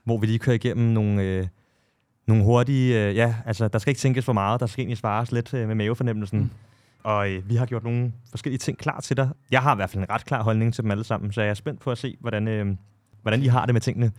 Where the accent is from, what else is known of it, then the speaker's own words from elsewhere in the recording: Copenhagen, Capital Region of Denmark, Denmark; jeg er jo selv fra Amager